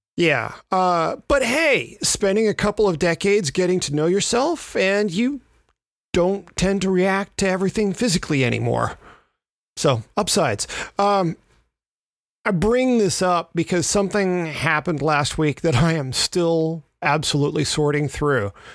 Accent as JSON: {"language": "English", "town": "Memphis", "region": "Tennessee", "country": "United States", "tie": "born or raised there", "said": "my hometown of Memphis"}